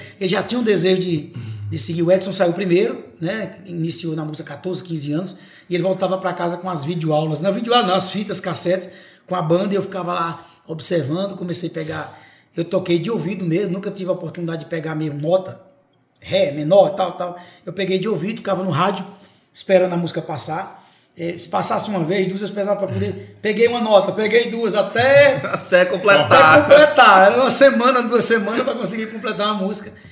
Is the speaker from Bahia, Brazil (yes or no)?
no; Serra Talhada, Pernambuco, Brazil; sou natural de Serra Talhada